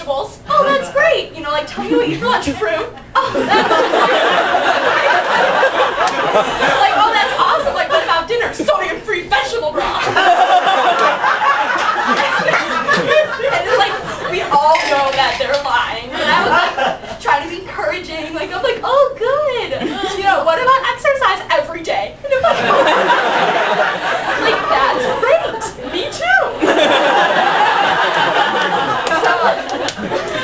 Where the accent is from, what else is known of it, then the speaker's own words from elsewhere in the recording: Chicago suburb, Illinois, United States; moved away as an adult; now in Chapel Hill, United States; I'm from Chicago, but really a suburb